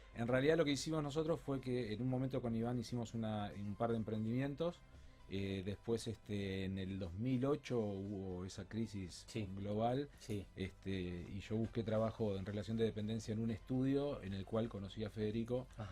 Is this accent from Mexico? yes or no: no; Uruguay; moved away as an adult; now in Rosario, Argentina; yo no, soy no soy rosarino, yo soy uruguayo, en realidad vivo en Rosario hace 18 años